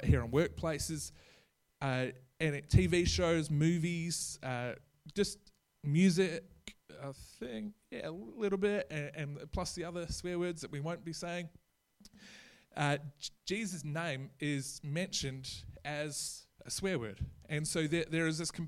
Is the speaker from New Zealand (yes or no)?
yes; New Zealand; now in Australia; I'm a New Zealand citizen. I'm not Australian